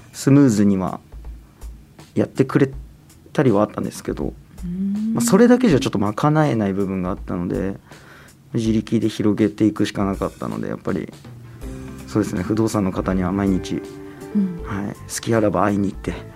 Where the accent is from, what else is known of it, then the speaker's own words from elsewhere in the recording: Minamibōsō, Chiba, Japan; moved away as an adult; now in Tokyo, Japan; 葉県の南房総の方ですね。下下の方です。南の方